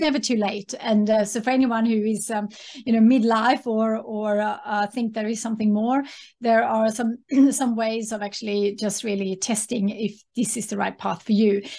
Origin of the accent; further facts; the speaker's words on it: Sweden; English is a second language; moved away as an adult; now in Australia; have a connection with my home country being Sweden